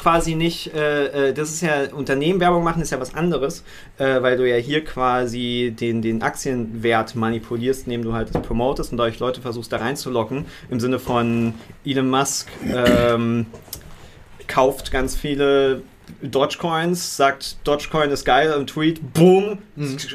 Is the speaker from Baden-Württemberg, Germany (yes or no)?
no; Berlin, Germany; als Berliner